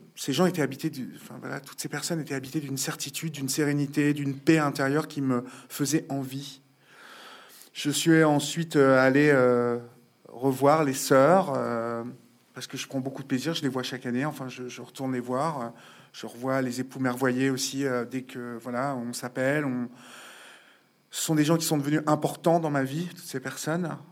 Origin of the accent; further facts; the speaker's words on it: Évreux, Normandy, France; moved away as an adult; now in Paris, France; en province, je suis d'Evreux, parents petits bourgeois de province